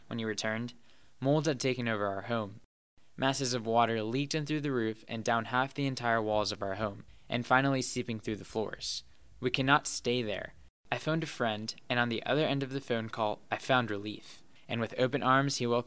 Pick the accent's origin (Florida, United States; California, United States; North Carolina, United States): North Carolina, United States; Wilmington; my hometown, Wilmington, North Carolina